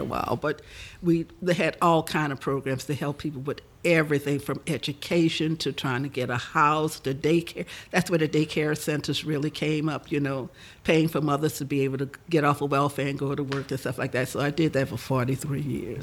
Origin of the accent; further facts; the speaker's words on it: New Orleans, Louisiana, United States; I was born in New Orleans uh, 73 years ago